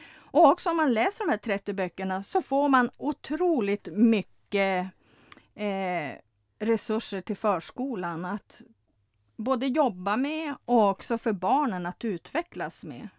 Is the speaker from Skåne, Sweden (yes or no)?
no; Lövånger, Västerbotten County, Sweden; jag kommer från norra Sverige, från Lövånger